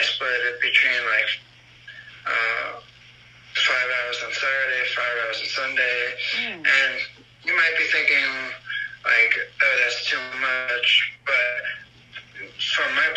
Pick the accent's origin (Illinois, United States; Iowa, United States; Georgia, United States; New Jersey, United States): New Jersey, United States; now in Pennsylvania, United States; I live in Pennsylvania. I was born in New Jersey, and I have one older brother